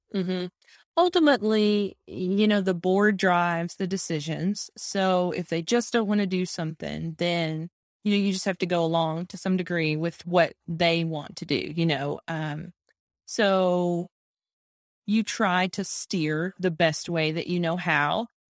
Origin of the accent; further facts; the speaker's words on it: Texas, United States; accent: Texas; I'm in Texas, if you can't tell by my accent